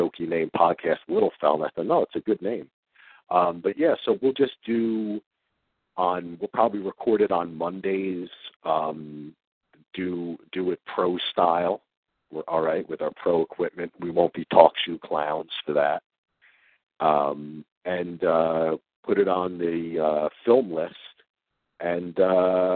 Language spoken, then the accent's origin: English; New Jersey, United States; we're both from Jersey